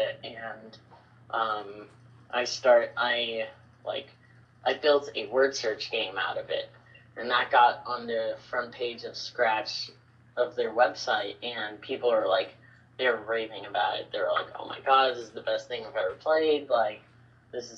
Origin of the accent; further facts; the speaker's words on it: New York, United States; now in Bangkok, Thailand; I was born and raised in New York.